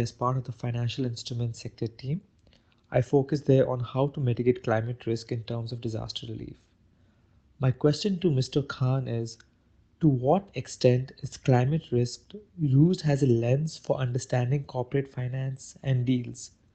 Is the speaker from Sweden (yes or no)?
no; India; now in New York, United States; I'm from India, but I'm currently living in New York